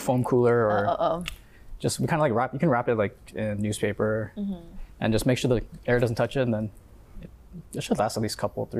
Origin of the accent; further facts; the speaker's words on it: Honolulu, Hawaii, United States; we grew up in Aina Haina